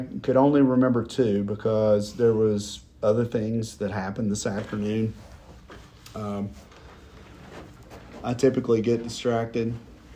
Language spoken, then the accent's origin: English; Knoxville, Tennessee, United States; I'm from Knoxville as well